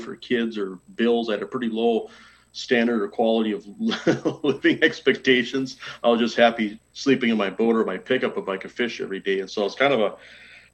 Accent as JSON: {"language": "English", "town": "Minot", "region": "North Dakota", "country": "United States", "tie": "born or raised there", "said": "growing up in Minot"}